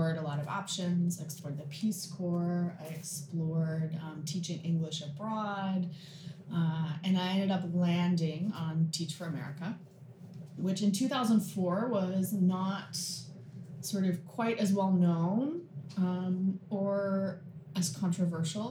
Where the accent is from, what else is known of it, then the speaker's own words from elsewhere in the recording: Salt Lake City, Utah, United States; moved away as an adult; also born or lived in Texas; now in Winston-Salem, United States; I grew up in Salt Lake